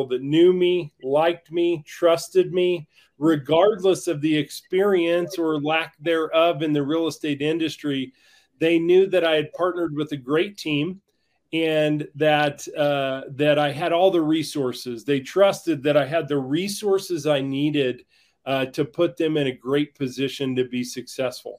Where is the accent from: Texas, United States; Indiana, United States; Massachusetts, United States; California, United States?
Indiana, United States; Greencastle; moved away as an adult; now in Breckenridge, United States; humble beginnings in Greencastle, Indiana